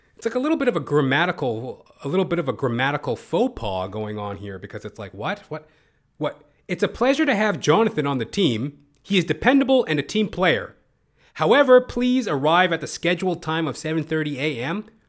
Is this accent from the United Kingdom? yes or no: no; Toronto, Ontario, Canada; I'm hailing out of Toronto, Canada. You know, I am a Canadian